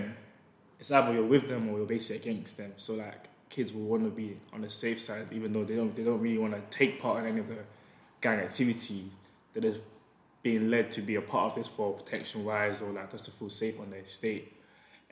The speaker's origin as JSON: {"language": "English", "region": "London", "country": "United Kingdom", "tie": "born or raised there", "said": "growing up in Peckham was kind of hard because it's like very gang-orientated."}